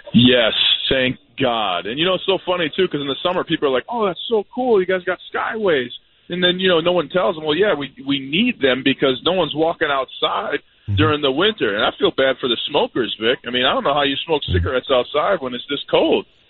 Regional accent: Minneapolis, Minnesota, United States; now in Denver, United States; The city here, my hometown

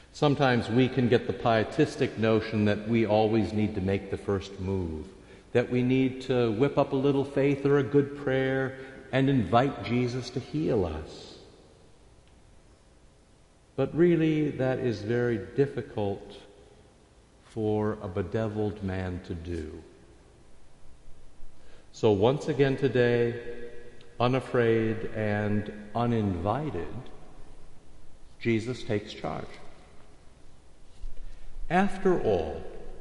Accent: Iowa, United States; I grew up in Iowa

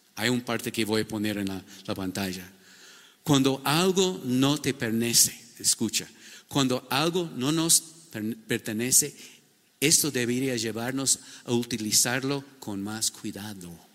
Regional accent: United States; Spanish is a second language; moved away as an adult; now in Ecuador; yo soy un gringo

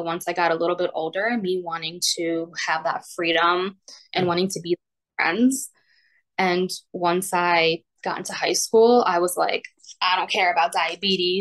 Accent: Poland; moved away; I was diagnosed when we were still in Poland. I was born in Poland

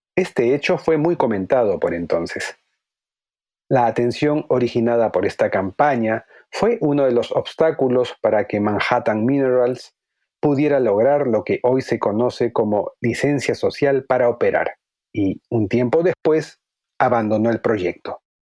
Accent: Peru; mi país, el Perú.

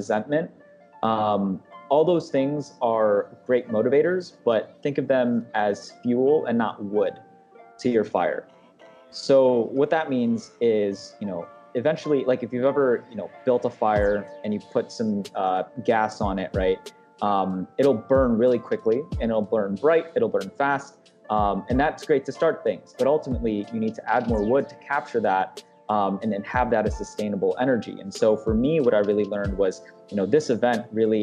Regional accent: Detroit, Michigan, United States; also born or lived in Philippines; I grew up in the Detroit and surrounding area pretty much all my life

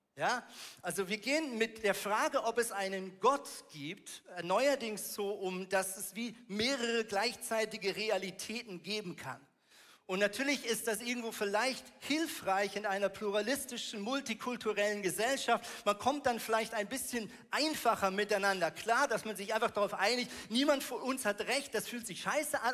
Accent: Switzerland; Ich komme aus der Schweiz

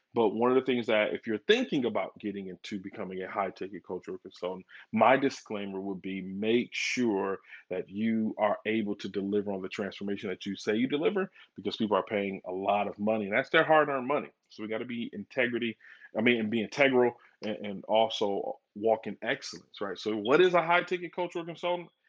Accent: Flint, Michigan, United States; now in Dallas, United States; born and raised in Flint, Michigan, and, and now I'm down here in the DFW or the Metroplex is what they call it down here in Dallas.

